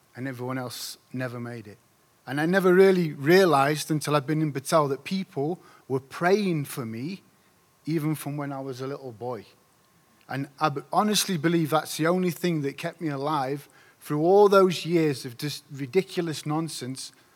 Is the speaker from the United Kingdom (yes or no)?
yes; Doncaster, Yorkshire and the Humber, United Kingdom; I come from Doncaster. It's a place in South Yorkshire, in the north of England.